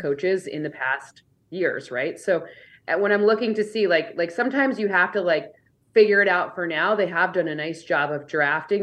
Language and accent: English; Michigan, United States; I'm from Michigan